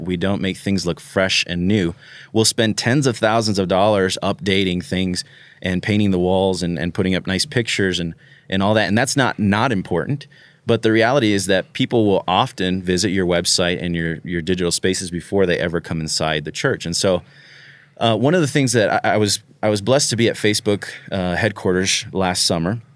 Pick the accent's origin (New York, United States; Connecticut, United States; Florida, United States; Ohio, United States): Florida, United States; I'm from Florida